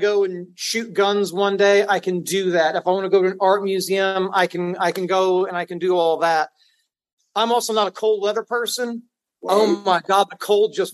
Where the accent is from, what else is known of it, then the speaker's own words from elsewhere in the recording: Dallas, Texas, United States; also born or lived in Waxahachie, Texas; I was born in Dallas, Texas, and I've lived in this area my whole life